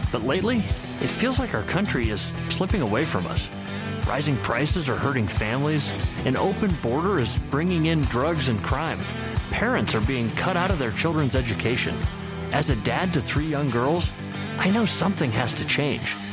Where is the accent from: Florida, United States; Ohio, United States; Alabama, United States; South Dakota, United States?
Ohio, United States; Akron; I was born and raised in Akron and a proud Ohio State graduate. This is our home.